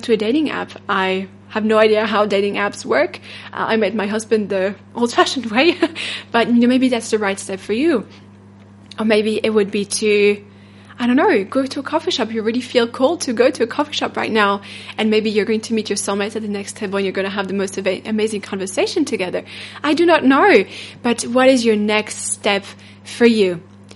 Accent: France; accent: French; English is a second language; my French accent

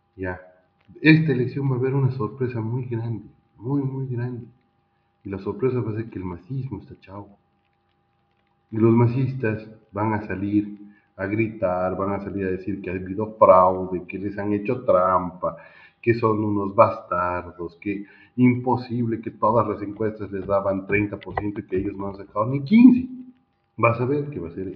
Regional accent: Bolivia

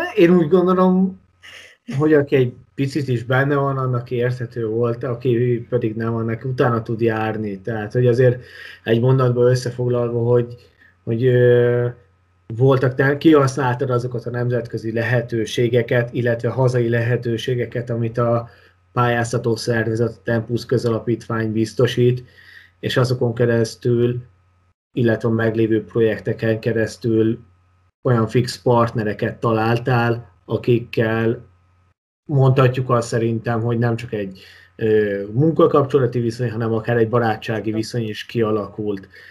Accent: Hungary; én magyarként

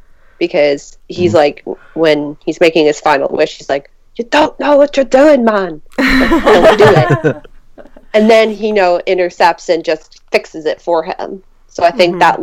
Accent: Canada; we're Canadian.

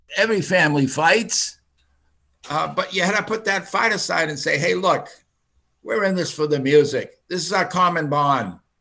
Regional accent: United States; English is a second language; I was born in a Finnish American home. I did not speak English until I went to the first grade

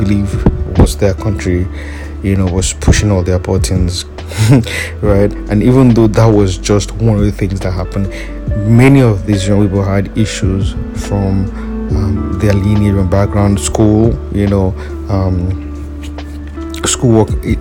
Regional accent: Nigeria; as a Nigerian

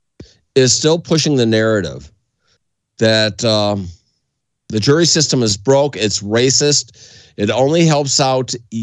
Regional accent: across the Detroit River, Ontario, Canada; now in United States; I grew up in Canada

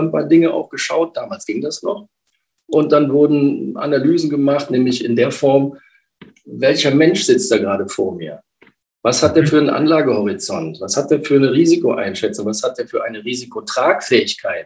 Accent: Rhineland, Germany; komme aus dem Rheinland, bin eine rheinische Frohnatur

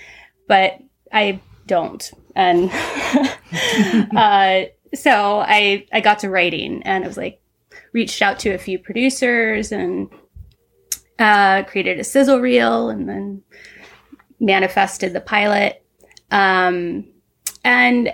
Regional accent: Southern Ohio, United States; moved away; I grew up in the Midwest, Southern Ohio, in the 80s

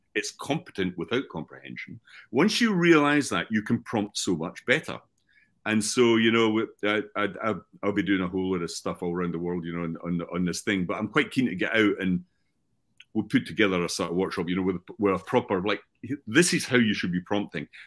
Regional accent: Scotland, United Kingdom; also born or lived in United States; I'm from Scotland

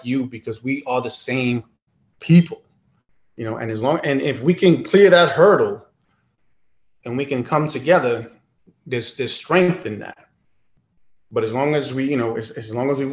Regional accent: Puerto Rico; us as Puerto Ricans, or, you know, Boricuas

